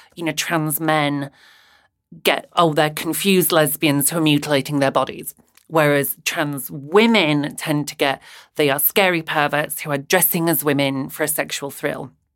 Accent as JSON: {"language": "English", "town": "Bradford", "region": "Yorkshire and the Humber", "country": "United Kingdom", "moved": "yes", "lives_now": "Brighton, United Kingdom", "said": "I'm from Bradford in West Yorkshire"}